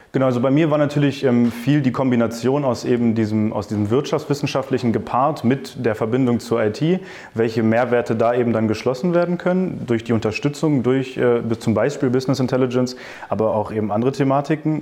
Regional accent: Hanover, Lower Saxony, Germany; moved away as an adult; now in Düsseldorf, Germany; ich komme ursprünglich aus Hannover

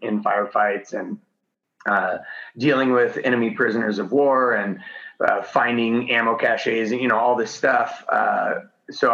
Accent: Post Falls, Idaho, United States; moved away; I grew up in North Idaho, kind of podunk country in a little town called Post Falls next to Coeur d'Alene.

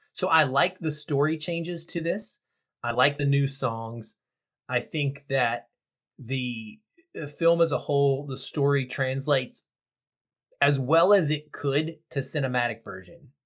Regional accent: the South, United States; I grew up in the South and not in the 70s, but in the 80s and the 90s

